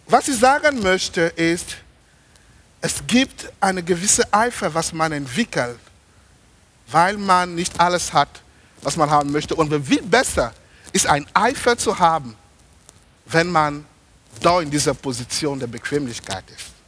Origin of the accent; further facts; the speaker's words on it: Germany; ich habe denen gesagt, ich komme aus Deutschland, ich faste nicht 21 Tage